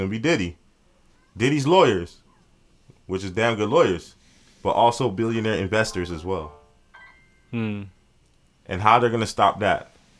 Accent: Miami, Florida, United States; You see, we're from Miami

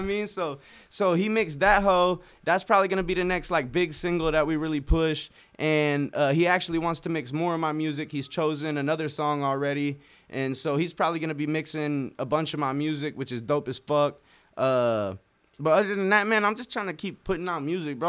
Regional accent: Norfolk, Nebraska, United States; my hometown, uh, Norfolk

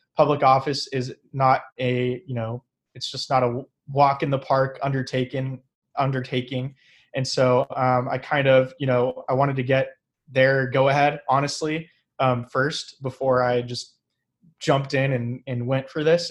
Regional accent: Fresno, California, United States; also born or lived in Sacramento; I was born and raised here in Fresno

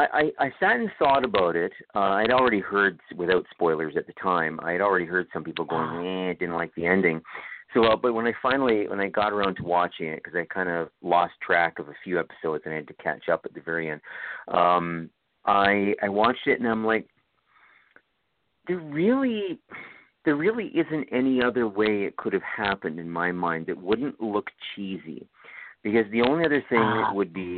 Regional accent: Toronto, Ontario, Canada; now in Ottawa, Canada; Toronto, where I'm from. I'm originally from Toronto.

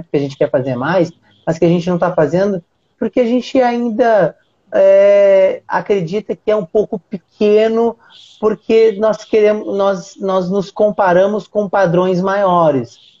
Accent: Uruguaiana, Rio Grande do Sul, Brazil; eu sou do Rio Grande do Sul, eu sou do interior, sou de Uruguaiana, minha cidade é bem pequenininha

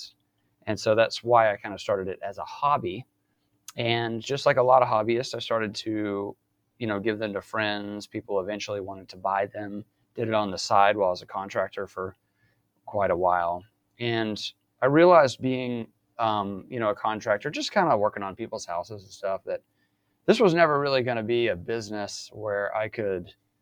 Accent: Mobile, Alabama, United States; moved away as an adult; now in Virginia, United States; I'm from South Alabama originally, right down in Mobile by the coast, and grew up there.

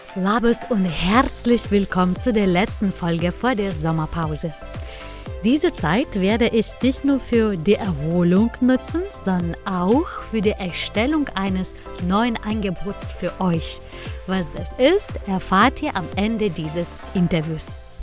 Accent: Lithuania; mein Heimatland

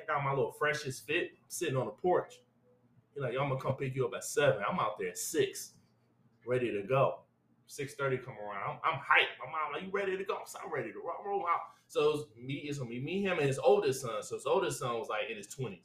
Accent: Detroit, Michigan, United States; I'm from Detroit, so Motown

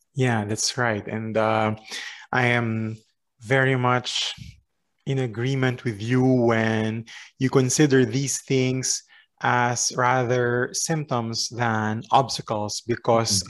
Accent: Philippines; moved away as an adult; now in France; where I was from the Philippines

